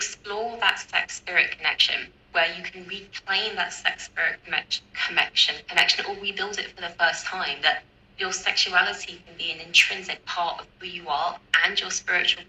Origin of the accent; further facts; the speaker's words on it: United Kingdom; because I'm British and I grew up in the UK